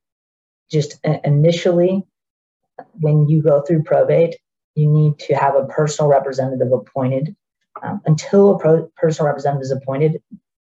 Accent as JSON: {"language": "English", "region": "Central Florida", "country": "United States", "tie": "born or raised there", "said": "I grew up here in the Central Florida area"}